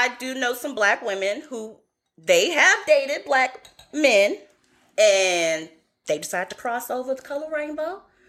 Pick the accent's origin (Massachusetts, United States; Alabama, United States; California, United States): California, United States; Oakland; moved away; from where I'm from the Bay Area, Oakland, California, and it's very mixed out there